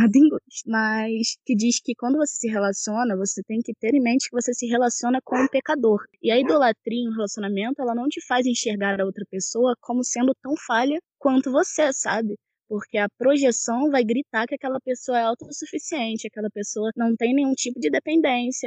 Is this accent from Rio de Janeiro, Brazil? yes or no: yes; Teresópolis, Rio de Janeiro, Brazil; sou de Teresópolis, Rio de Janeiro